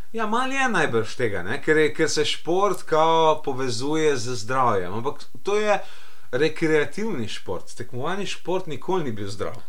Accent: Slovenia; smo Slovenci

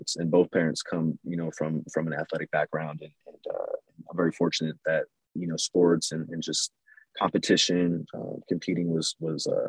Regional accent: Los Angeles, California, United States; moved away as an adult; also born or lived in New York City; I grew up in East LA, and then we slowly started making our way east, more east in the valley, and then kind of grew up in the San Gabriel Valley as well.

